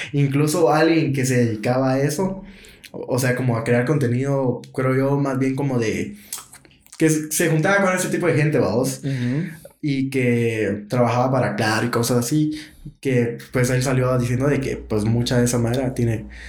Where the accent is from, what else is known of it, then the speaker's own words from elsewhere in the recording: Guatemala; como guatemaltecos